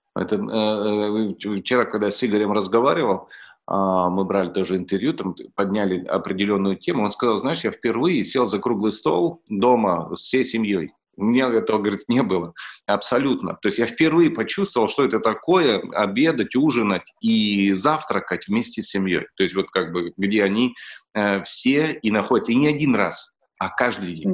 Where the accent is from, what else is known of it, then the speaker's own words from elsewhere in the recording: Russia; я родился в России